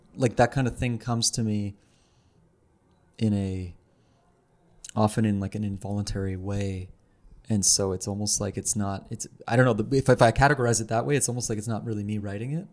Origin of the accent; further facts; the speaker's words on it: Ottawa, Ontario, Canada; now in Montreal, Canada; I'm from Ottawa.